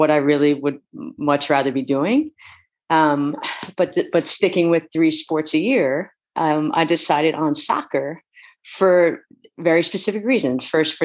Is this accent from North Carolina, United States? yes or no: no; Pelham, New York, United States; moved away as an adult; also born or lived in Philadelphia / Hanover, New Hampshire; I'm an East Coast kid, originally from Pelham, New York